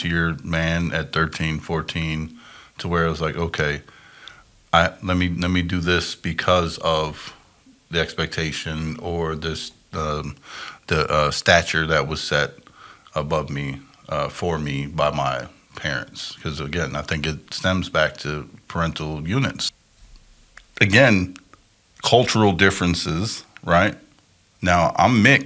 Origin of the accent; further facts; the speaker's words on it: Chicago, Wisconsin, Midwest, United States; I grew up primarily Chicago, Wisconsin